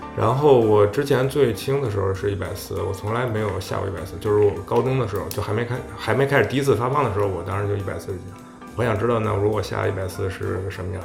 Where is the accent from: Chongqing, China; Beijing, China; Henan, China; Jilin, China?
Beijing, China; 因为我是北京人嘛，北京就是，都是卤菜嘛